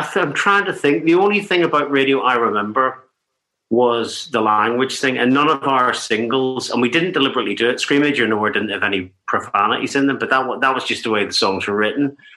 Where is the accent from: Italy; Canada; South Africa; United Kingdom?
United Kingdom; Larne and Ballyclare, Northern Ireland; we're from Northern Ireland, we're from a little town in Northern Ireland, Larne and Ballyclare in Northern Ireland